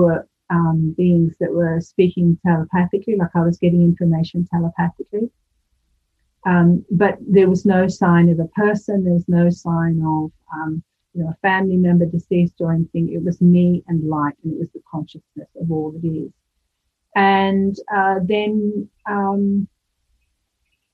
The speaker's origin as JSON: {"language": "English", "country": "United Kingdom", "moved": "yes", "said": "the UK, which is my home country"}